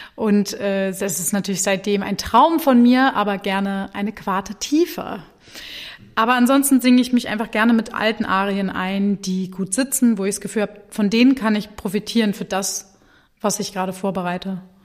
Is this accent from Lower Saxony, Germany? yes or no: yes; Hanover, Lower Saxony, Germany; moved away as an adult; also born or lived in Berlin / Munich / Mannheim; now in Wuppertal, Germany; ich komme aus Hannover